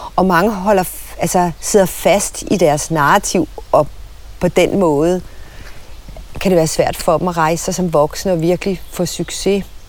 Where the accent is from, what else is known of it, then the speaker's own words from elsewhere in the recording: Søborg, Capital Region of Denmark, Denmark; jeg voksede op i Søborg på Sjælland, ikke langt fra Gladsaxe